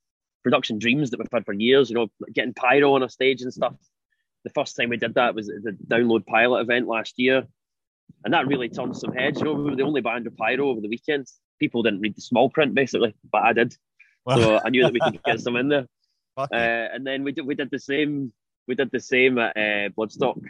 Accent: Glasgow, Scotland, United Kingdom; we grew up in Glasgow going to see gigs there

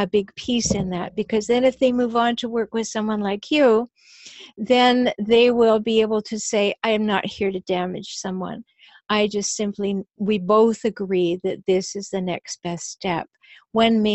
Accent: Canada; I'm from Canada

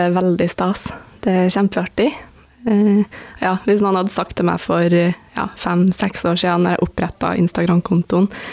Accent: Stjørdal, Trøndelag, Norway; moved away as an adult; now in Oslo, Norway; jeg kommer jo fra Stjørdal, og det, altså det, er jo ikke en kjempeliten plass, men jeg føler det er jo ikke en storby

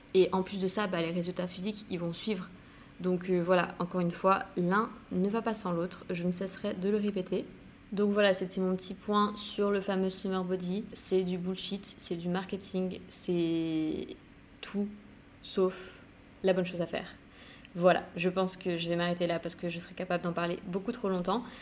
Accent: St. Barthélemy; now in Bali, Indonesia; Saint-Barth, c'est là d'où je viens, c'est là euh, où j'ai grandi

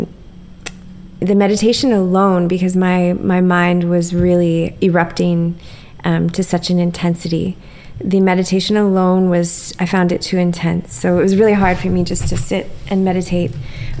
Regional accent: Ontario, Canada; I grew up in a small town in Ontario that was an Amish town

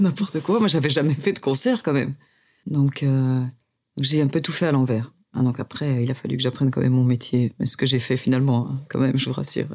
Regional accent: Louvain-la-Neuve, Wallonia, Belgium; born or raised there; now in Brussels, Belgium

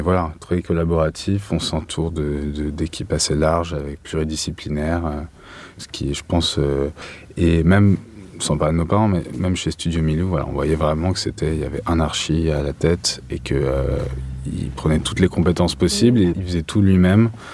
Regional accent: Paris, Île-de-France, France; je suis parisien. Donc, euh, je suis parti, mais je suis revenu

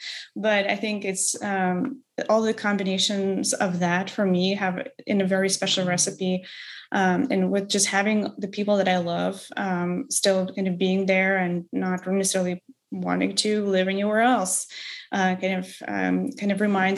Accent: Odesa, Odesa Oblast, Ukraine; English is a second language; I actually continue going to Odessa frequently. I've been freelancing before I started my recent job. I've been freelancing for 3 years and spent a lot of time back at home. My family still lives there.

